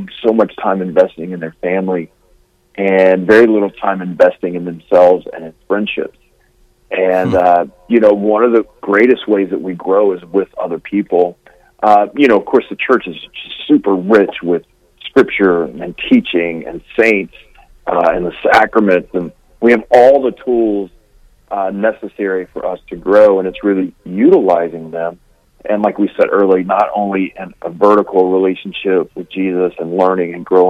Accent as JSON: {"language": "English", "region": "Louisiana", "country": "United States", "said": "I'm from Louisiana. Like, I am way down south"}